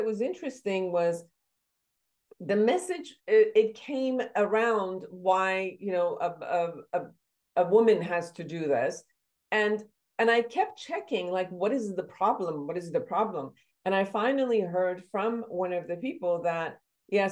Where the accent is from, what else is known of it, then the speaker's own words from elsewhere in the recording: Iran; moved away; my background, I come from Iran